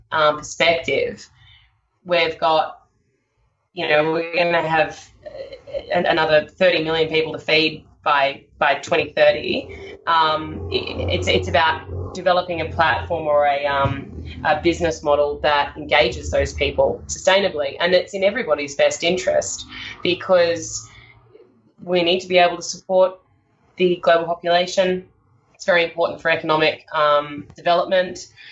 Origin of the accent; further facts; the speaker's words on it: Sydney, New South Wales, Australia; I grew up in Sydney and I uh, had a, a, lovely upbringing